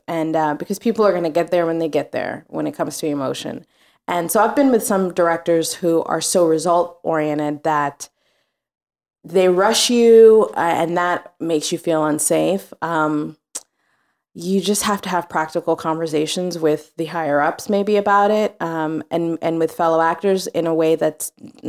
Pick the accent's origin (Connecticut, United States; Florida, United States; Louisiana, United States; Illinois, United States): Louisiana, United States; now in New York, United States; He's from Georgia. I'm from Louisiana.